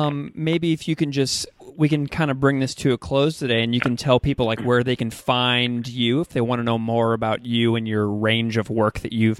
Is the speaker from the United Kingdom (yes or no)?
no; Missouri, United States; I'm from Missouri